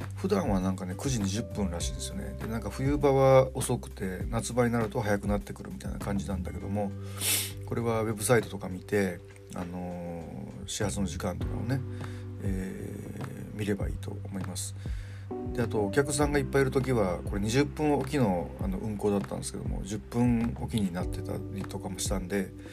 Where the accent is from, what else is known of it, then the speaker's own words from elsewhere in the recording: Kansai, Japan; moved away; 僕はまあ関西の出身なんで